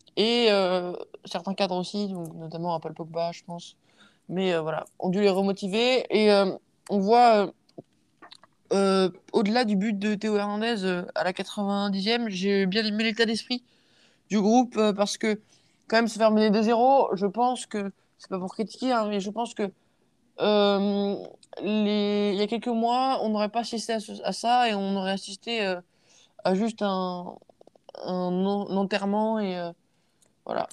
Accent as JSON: {"language": "French", "country": "France", "said": "je suis français"}